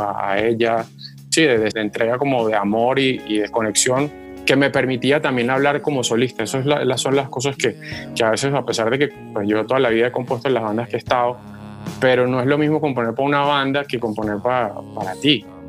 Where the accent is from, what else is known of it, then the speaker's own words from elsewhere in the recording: Valle del Cauca, Colombia; moved away; also born or lived in Venezuela; mi tierra natal, o sea, que es el Valle del Cauca